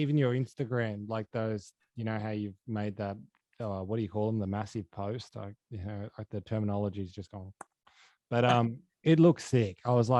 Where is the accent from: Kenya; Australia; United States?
Australia; Dubbo, New South Wales; now in Sydney, Australia; I'm from Dubbo. So before I moved down to Sydney, I moved down from the bush.